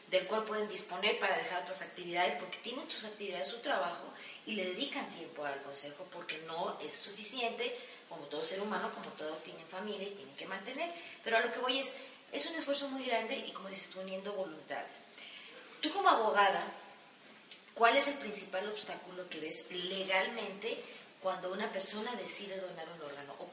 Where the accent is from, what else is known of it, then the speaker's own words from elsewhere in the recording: Jalisco, Mexico; nosotros como jaliscienses y como mexicanos.